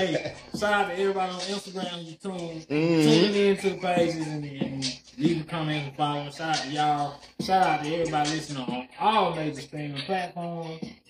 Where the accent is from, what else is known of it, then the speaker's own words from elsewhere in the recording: the South, United States; I'm from the South now